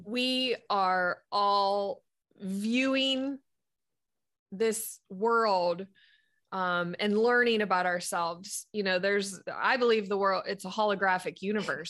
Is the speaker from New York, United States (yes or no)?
no; Sharon, Pennsylvania, United States; now in Fort Mill, South Carolina, United States; my home hometown is Sharon, Pennsylvania